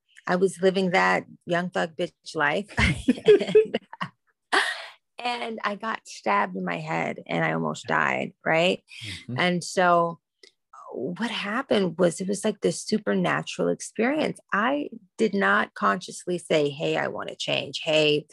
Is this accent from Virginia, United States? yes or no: no; Washington, District of Columbia, United States; I grew up in Washington, D.C. when it was the murder capital